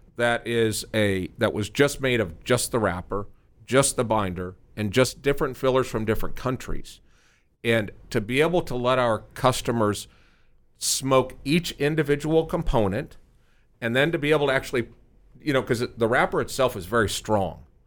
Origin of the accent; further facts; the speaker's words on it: Omaha, Nebraska, United States; now in Frisco, United States; we're from Omaha